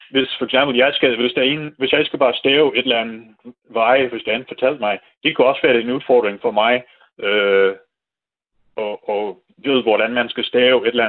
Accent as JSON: {"language": "Danish", "country": "United States", "second_language": "Danish", "moved": "as an adult", "lives_now": "Denmark", "said": "jeg er amerikaner. Men det, jeg, jeg er meget god til dansk, synes jeg selv, sproglig, men øh, skriftlig er det sådan lidt mere svært"}